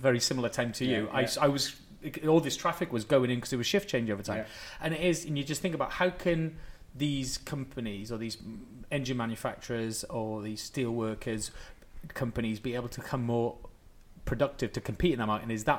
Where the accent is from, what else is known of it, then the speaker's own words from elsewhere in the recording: Wales, United Kingdom; I'm going to use my Welsh thing because I'm from Wales.